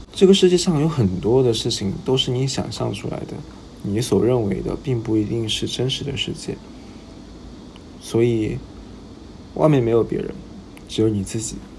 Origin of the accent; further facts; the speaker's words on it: Jiangxi, China; moved away; 我本身是江西人